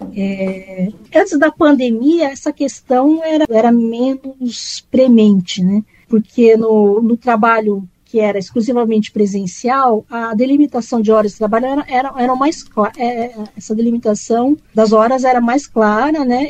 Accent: Campinas, São Paulo, Brazil; moved away as an adult; now in São Paulo, Brazil; eu sou natural de Campinas, é, sou do interior

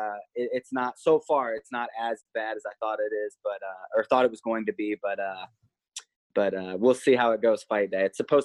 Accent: Missouri, United States; also born or lived in Nebraska; I'm from Missouri, and before that I was from Nebraska, and both those places are known for being pretty humid.

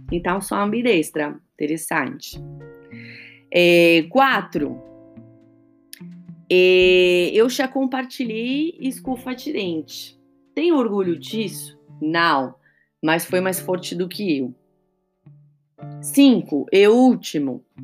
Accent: Argentina; now in São Paulo, Brazil; eu moro em São Paulo, mas sou argentina com ascendente em Calábria, na Itália, tá bom?

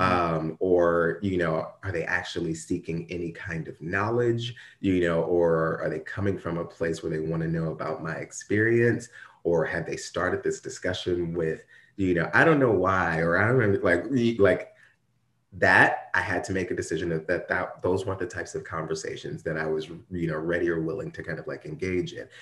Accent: Ferguson, Missouri, United States; I grew up in Ferguson, like, Ferguson, Missouri

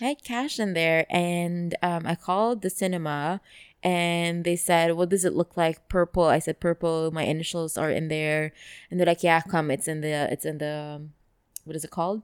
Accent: Dubai, United Arab Emirates; I grew up here

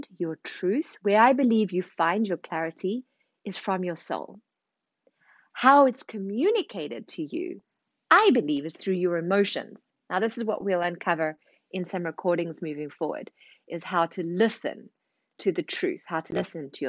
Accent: South Africa; moved away as an adult; also born or lived in Zimbabwe / London, United Kingdom; now in Paris, France; I was born in Zimbabwe, raised in South Africa, spent 10 years in London before moving to Paris 5 years ago

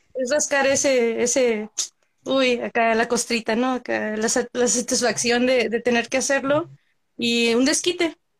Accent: Central California, United States; soy del centro de California

